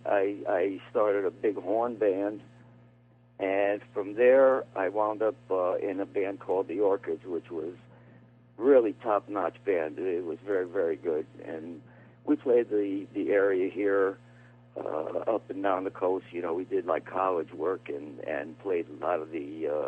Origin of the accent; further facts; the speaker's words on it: Bridgeport, Connecticut, United States; also born or lived in Shelton, Connecticut; I was born in Bridgeport, and now for the past almost 21 years, I live in Shelton, Connecticut